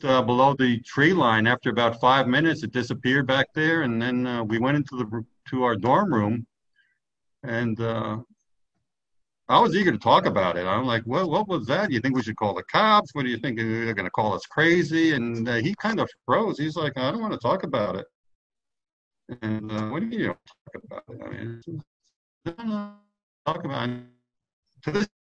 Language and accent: English; New York, United States; moved away; I'm originally from New York